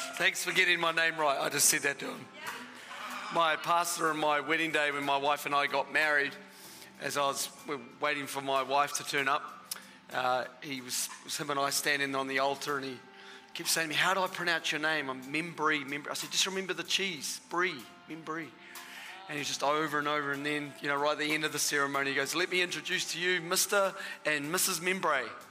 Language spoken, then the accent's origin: English; Australia; now in New Zealand; I'm half Australian. My father is Australian. And so the first half of my life, I was an Australian